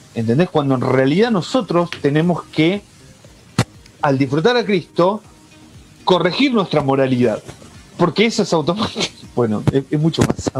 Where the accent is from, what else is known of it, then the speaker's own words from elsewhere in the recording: Argentina; como argentino te lo digo